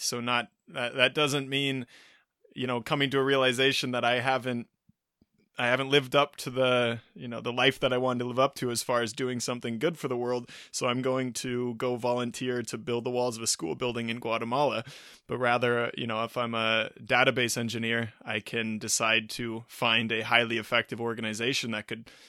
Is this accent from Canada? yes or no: no; United States; coming back to being an American in a particular position, globally speaking